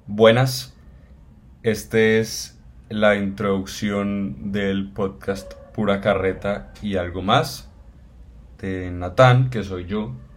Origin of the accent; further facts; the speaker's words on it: Cali, Valle del Cauca, Colombia; soy colombiano, soy caleño